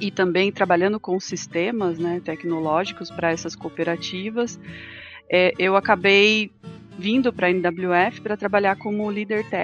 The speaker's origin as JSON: {"language": "Portuguese", "town": "Sorocaba", "region": "São Paulo", "country": "Brazil", "tie": "born or raised there", "said": "na verdade eu sou natural do interior de São Paulo, de Sorocaba"}